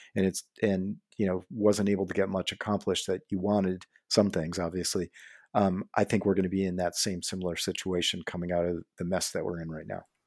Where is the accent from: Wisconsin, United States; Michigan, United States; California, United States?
Michigan, United States; Detroit; I grew up in Detroit, right in Detroit